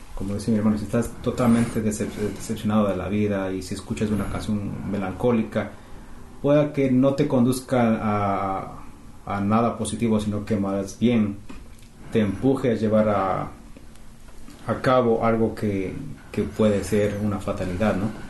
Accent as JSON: {"language": "Spanish", "town": "Quito", "region": "Pichincha", "country": "Ecuador", "tie": "born or raised there", "also_born_or_lived": "Canada", "moved": "yes", "lives_now": "Toronto, Canada", "said": "somos del Ecuador, de Quito"}